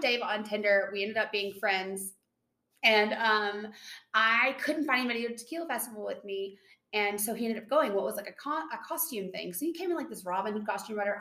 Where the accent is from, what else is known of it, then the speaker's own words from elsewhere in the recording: Tennessee, United States; I'm from Tennessee.